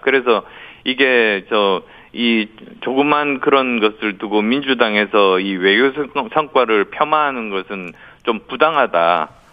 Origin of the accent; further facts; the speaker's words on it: Busan, South Korea; moved away; also born or lived in Yeongju, North Gyeongsang; 제가 경북 영주가 뿌리거든요. 예. 어, 그리고 부산이 고향이어서